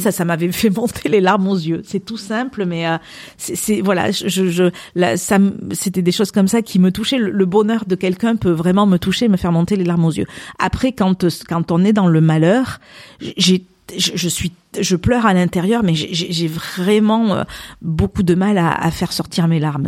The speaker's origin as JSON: {"language": "French", "area": "Landes", "region": "Nouvelle-Aquitaine", "country": "France", "tie": "born or raised there", "said": "j'ai grandi plus dans les Landes que dans le Pays Basque"}